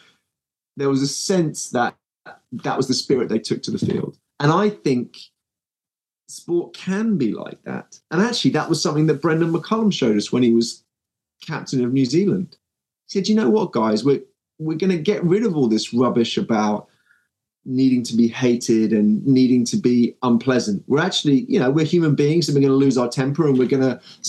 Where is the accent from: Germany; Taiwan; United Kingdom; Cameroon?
United Kingdom; despite being a Brit